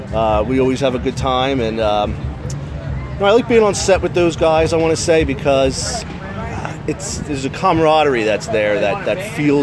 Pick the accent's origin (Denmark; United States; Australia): United States; Trenton, New Jersey; You know, I live outside of Trent, but I was born in Trent.